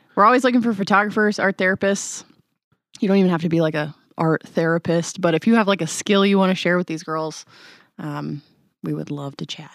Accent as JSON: {"language": "English", "town": "Traverse City", "region": "Michigan", "country": "United States", "moved": "yes", "said": "We're from Travers"}